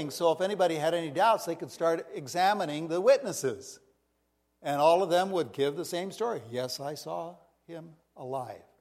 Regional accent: India; now in United States; Even though I grew up in India and was from India, this was our home base on the west of Washington.

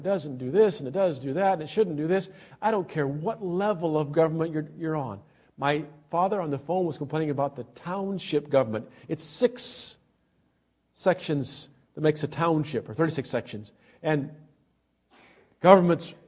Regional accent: Australia; moved away; I'm an Australian citizen

